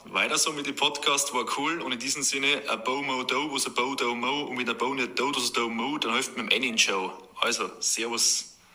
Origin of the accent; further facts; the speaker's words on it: Regensburg, Bavaria, Germany; über unsere wunderschöne Oberpfalz und unseren wunderschönen Dialekt äh, geredet habt.